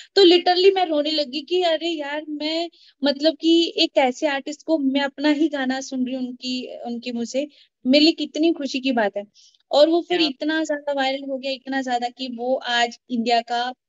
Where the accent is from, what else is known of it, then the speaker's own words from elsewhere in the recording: Jammu and Kashmir, India; now in Chandigarh, India; मैं जम्मू कश्मीर से हूँ मैं जम्मू से बिलोंग